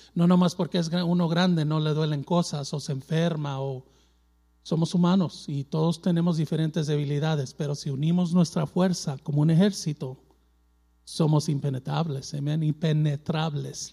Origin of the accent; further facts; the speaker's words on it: Mexico; yo soy mexicano, tengo sangre mexicana